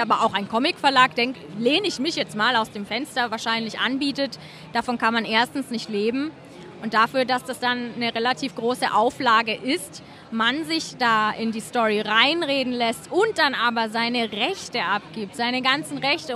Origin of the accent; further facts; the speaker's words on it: Germany; wir kommen halt aus Deutschland